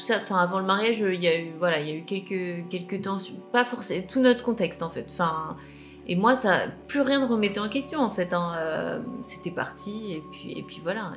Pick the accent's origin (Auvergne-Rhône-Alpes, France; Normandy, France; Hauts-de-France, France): Normandy, France; je suis normande